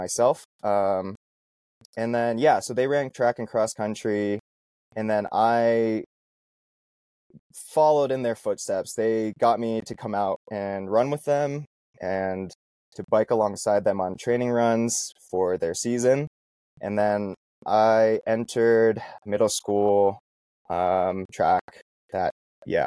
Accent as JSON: {"language": "English", "town": "Vancouver", "region": "Washington", "country": "United States", "tie": "born or raised there", "moved": "yes", "lives_now": "Boulder, United States", "said": "I grew up in Vancouver, Washington, in the Pacific Northwest"}